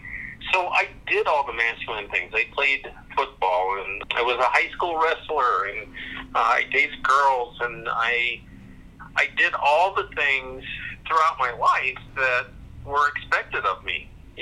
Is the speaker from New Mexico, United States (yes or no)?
no; Reno, Nevada, United States; born there; also born or lived in Germany / Omaha; Well, I was born in Reno, Nevada. I was adopted. My father was a military officer. And I started school in Germany, but started grade school in Omaha, Nebraska in the 60s